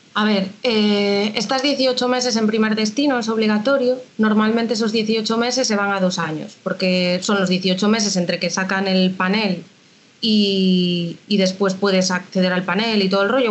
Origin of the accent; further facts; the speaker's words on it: A Coruña, Galicia, Spain; yo soy de Coruña